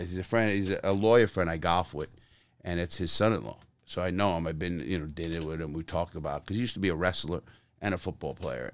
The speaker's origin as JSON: {"language": "English", "town": "New York City", "region": "New York", "country": "United States", "said": "I come from the streets of Brooklyn and Bronx"}